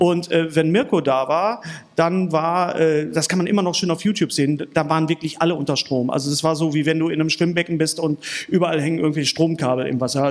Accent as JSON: {"language": "German", "town": "Bochum", "region": "North Rhine-Westphalia", "country": "Germany", "also_born_or_lived": "Berlin", "said": "bei uns in Bochum"}